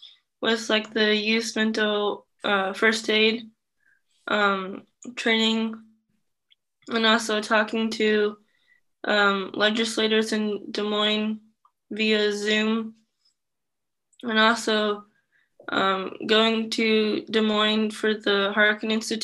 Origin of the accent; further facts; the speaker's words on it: Vietnam; now in United States; I'm adopted from Vietnam, and I'm also in the Iowa LEND program and ER Reach program.